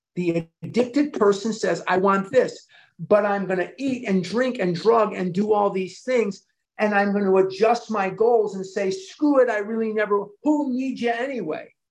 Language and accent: English; Chicago, Illinois, United States; I was born and raised in Chicago